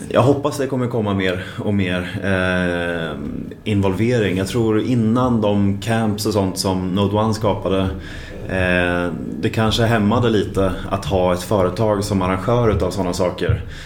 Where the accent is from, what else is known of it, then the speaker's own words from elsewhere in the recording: Linköping, Östergötland, Sweden; moved away as an adult; also born or lived in Luleå, Sweden; now in Stockholm, Sweden; jag kommer från Linköping men har bott här i Stockholm nu i, eh, vad blir det, i åtta år. och född i Luleå egentligen